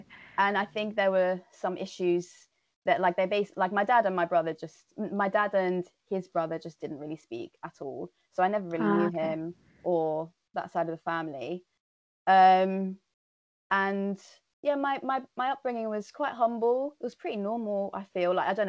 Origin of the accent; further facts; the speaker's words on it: London, United Kingdom; I grew up in North London in a small area called Edmonton, which is in the borough of Enfield. I grew up with a Mauritian mum and an English dad.